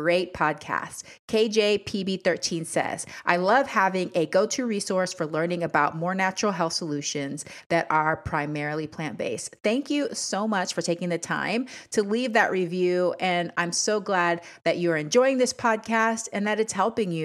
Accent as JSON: {"language": "English", "country": "Panama", "moved": "yes", "lives_now": "Washington State, United States", "said": "I'm from Panama originally."}